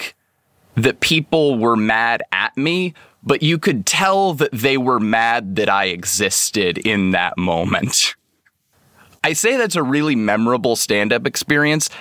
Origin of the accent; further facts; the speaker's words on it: Seattle, Washington, United States; I'm from Seattle, Washington